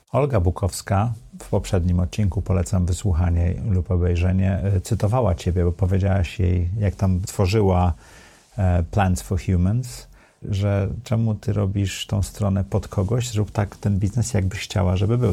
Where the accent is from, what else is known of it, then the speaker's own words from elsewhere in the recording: Sopot, Pomeranian Voivodeship, Poland; now in Warsaw, Poland; Ja jestem z Dolnego Sopotu, tak, z Gwardii Ludowej